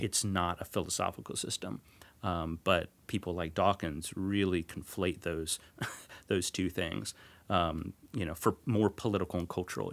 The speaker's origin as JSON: {"language": "English", "area": "north of Dallas", "region": "North Texas", "country": "United States", "tie": "born or raised there", "said": "I grew up in North Texas, north of Dallas"}